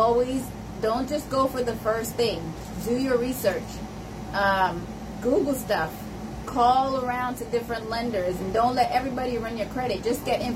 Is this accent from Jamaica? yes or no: yes; Jamaica; now in United States; a lot of us who are immigrants, I'm Jamaican